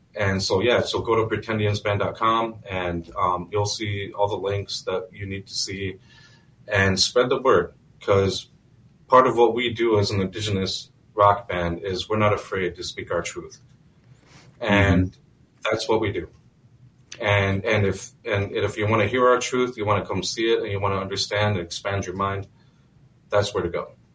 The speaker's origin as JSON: {"language": "English", "region": "North Dakota", "country": "United States", "moved": "yes", "lives_now": "Minnesota, United States", "said": "I'm from Standing Rock"}